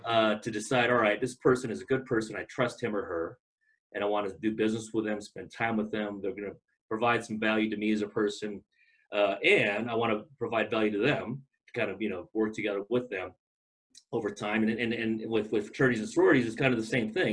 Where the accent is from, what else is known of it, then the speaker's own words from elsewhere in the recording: Long Beach, California, United States; moved away as an adult; now in Boise, United States; I grew up in Long Beach, California